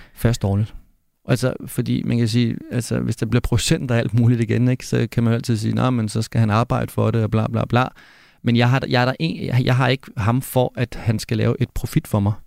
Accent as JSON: {"language": "Danish", "country": "Denmark", "said": "jeg kommer trods alt fra Danmark"}